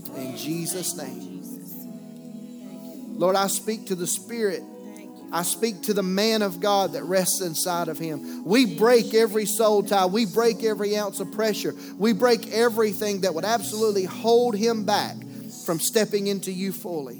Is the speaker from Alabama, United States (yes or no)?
yes; Mobile area, Alabama, United States; moved away; We were in my hometown